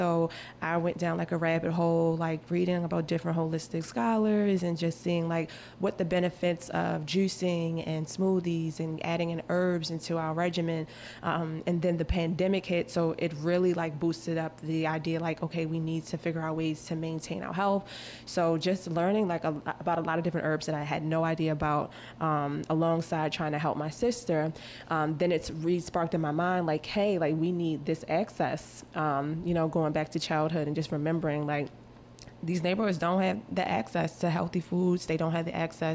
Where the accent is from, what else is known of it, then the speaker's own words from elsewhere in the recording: Baltimore, Maryland, United States; I was born in East Baltimore, not far from Johns Hopkins Hospital